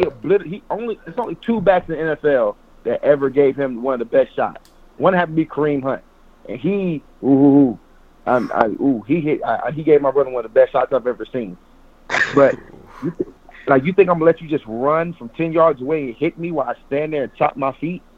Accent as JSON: {"language": "English", "area": "Polk County", "region": "Florida", "country": "United States", "also_born_or_lived": "Buffalo", "moved": "yes", "said": "I'm from Polk County, which is only a county away"}